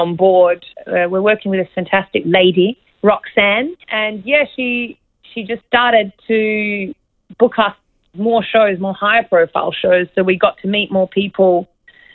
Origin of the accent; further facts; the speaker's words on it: Australia; I grew up in Australia